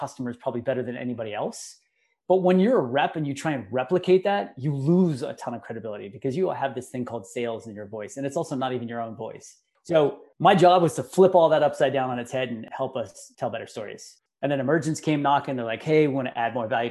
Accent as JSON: {"language": "English", "area": "Bay Area", "region": "California", "country": "United States", "tie": "born or raised there", "said": "growing up in the Bay Area"}